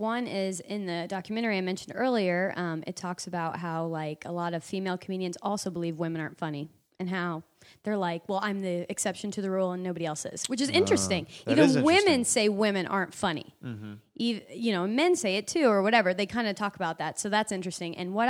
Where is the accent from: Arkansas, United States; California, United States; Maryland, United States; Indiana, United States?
Indiana, United States; I hesitate to even go back home to do comedy. I've been asked by clubs there, and my hometown even has a comedy club. But I haven't gone back because my whole entire set is about Indiana.